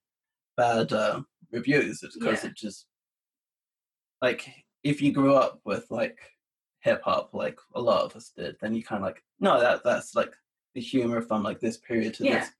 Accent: England, United Kingdom; speaking as an English guy

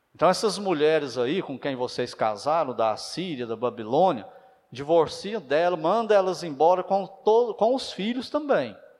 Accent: Brazil; mas nós somos brasileiros

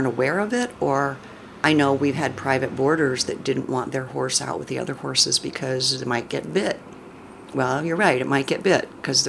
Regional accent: Middletown, Connecticut, United States; born there; also born or lived in upstate New York / D.C. area / Illinois / Bay Area; now in Ashland, United States; Well, I was born on the East Coast.

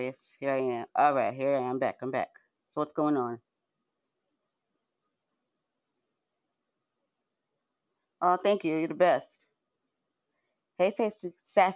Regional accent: San Diego, California, United States; I'm from San Diego

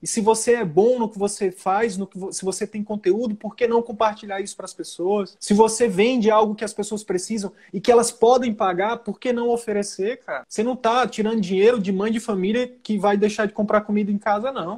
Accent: Northeast Region, Brazil; eu sou nordestino

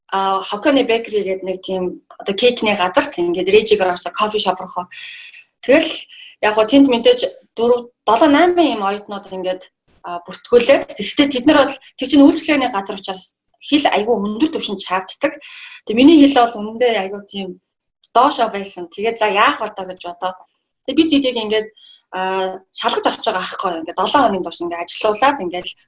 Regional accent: Mongolia; moved away as an adult; also born or lived in Japan; би Монголоос ирсэн

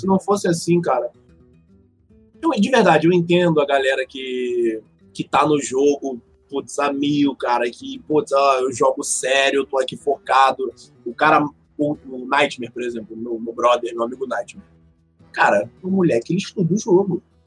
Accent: Rio de Janeiro, Brazil; Sou do Rio

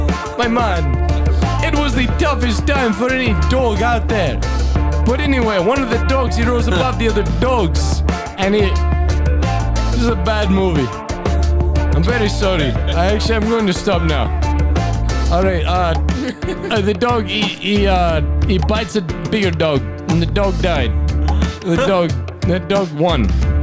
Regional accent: Brockton, Massachusetts, United States; I'm from Brockton. I know it smells like shit.

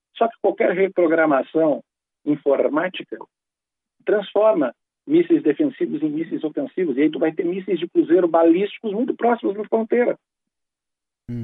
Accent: Brazil; nós que somos brasileiros

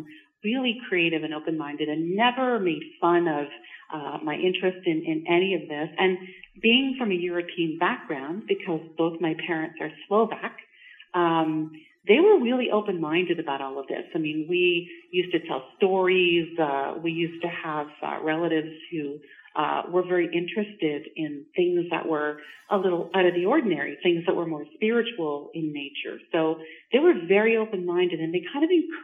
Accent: Montreal, Quebec, Canada; now in Georgina, Canada; I'm not actually from Ontario. I'm from Montreal.

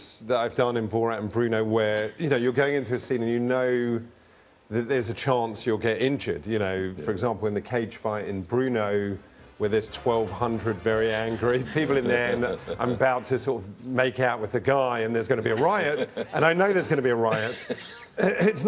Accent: London, United Kingdom; when I grew up in London, you know, in a suburb of London

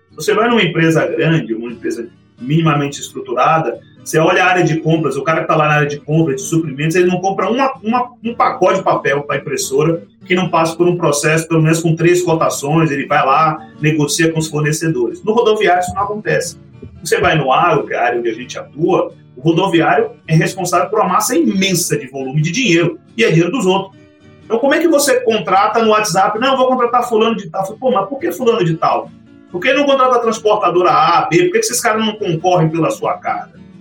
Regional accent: Salvador, Bahia, Brazil; moved away as an adult; now in São Paulo, Brazil; eu sou de Salvador, comecei minha carreira lá

